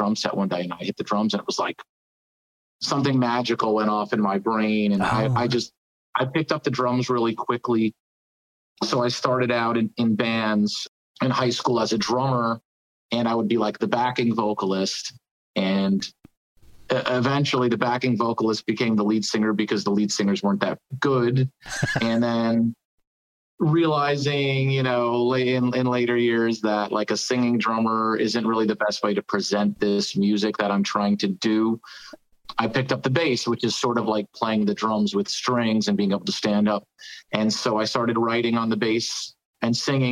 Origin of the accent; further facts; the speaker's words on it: New Jersey, United States; also born or lived in New York City; I'm from New Jersey originally